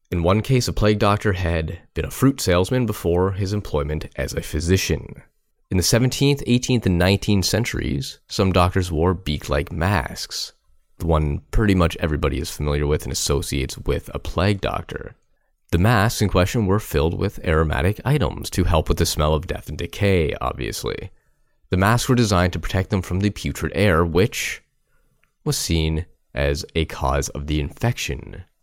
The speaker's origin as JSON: {"language": "English", "town": "Guelph", "region": "Ontario", "country": "Canada", "tie": "born or raised there", "said": "here in my hometown of Guelph"}